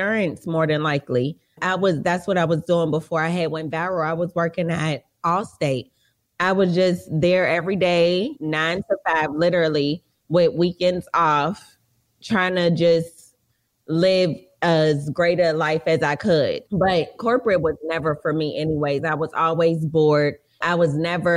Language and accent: English; Charlotte, North Carolina, United States; also born or lived in Atlanta, Georgia; now in Los Angeles, United States; I'm from Charlotte, North Carolina